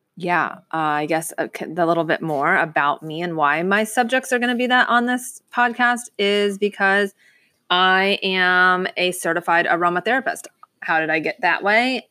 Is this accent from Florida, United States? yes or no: yes; Lighthouse Point, Florida, United States; I'm born and raised in Fort, in South Florida. Uh, I grew up in Lighthouse Point